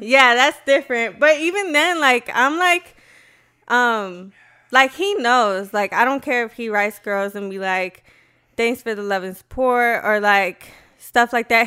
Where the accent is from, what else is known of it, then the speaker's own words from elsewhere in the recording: Aurora, Colorado, United States; I grew up on West Side.